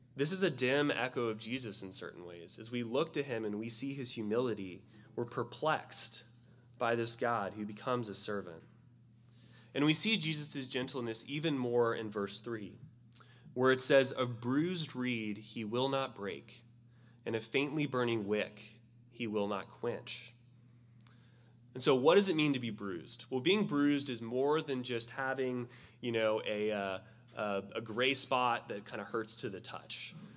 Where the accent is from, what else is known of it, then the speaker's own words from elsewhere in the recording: Florida, United States; I'm from Florida and we had snakes in our gardens all the time.